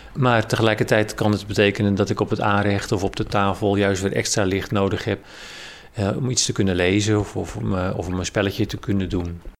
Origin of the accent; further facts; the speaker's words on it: Rotterdam area, South Holland, Netherlands; now in Amersfoort, Netherlands; Ik kom oorspronkelijk uit Rotterdam, omgeving